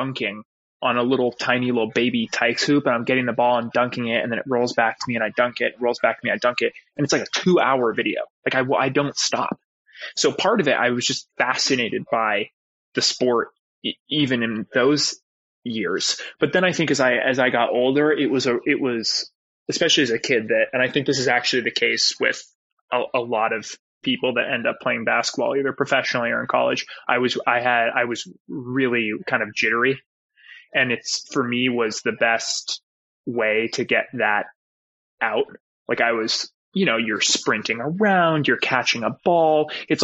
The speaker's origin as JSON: {"language": "English", "town": "Los Angeles", "region": "California", "country": "United States", "tie": "born or raised there", "said": "growing up in Westside"}